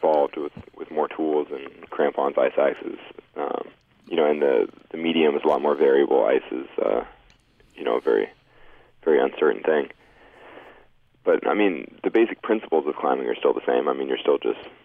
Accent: Sacramento, California, United States; near where I grew up in Sacramento

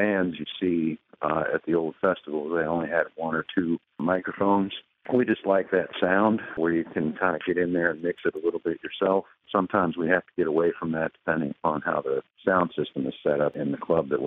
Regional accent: Cincinnati, Ohio, United States; moved away as an adult; now in Chicago, United States; I grew up in Cincinnati in Anderson Township.

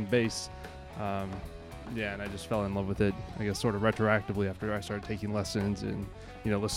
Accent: Washington, District of Columbia, United States; now in Wisconsin, United States; I'm originally

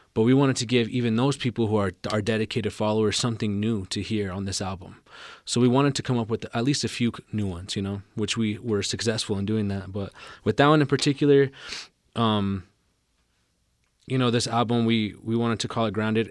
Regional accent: Albuquerque, New Mexico, United States; growing up in Albuquerque and growing up in New Mexico in general, uh, it can be tough sometimes

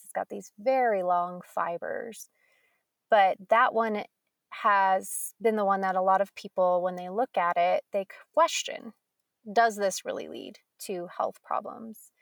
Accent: Colorado, United States; I grew up in Colorado

